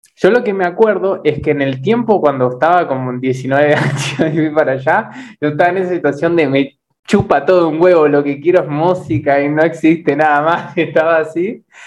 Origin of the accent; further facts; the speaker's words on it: Uruguay; also born or lived in Misiones, Argentina / Buenos Aires, Argentina; now in Brazil; yo soy uruguayo, ¿no? Pero primero viví en misiones